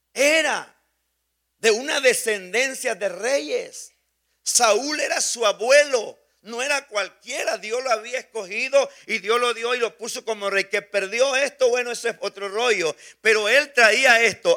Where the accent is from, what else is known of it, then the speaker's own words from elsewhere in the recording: Mexico; moved away; Somos mexicanos revueltos con muchos otros países